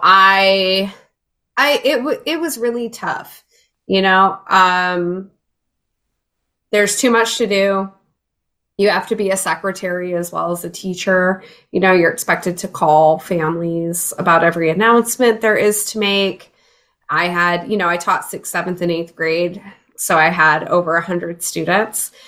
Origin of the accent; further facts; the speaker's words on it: rural Illinois, United States; also born or lived in Jacksonville, Florida; now in Chicago, United States; I grew up in Illinois though. I uh, was in rural Illinois for a long time. Uh, moved to Chicago as a teenager